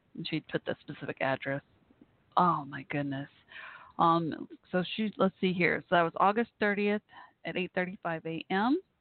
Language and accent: English; Texas, United States; my home state here of Texas